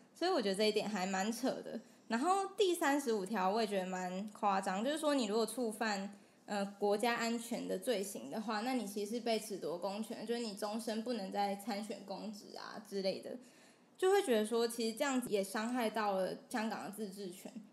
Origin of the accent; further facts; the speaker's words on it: Taiwan; 我身为台湾人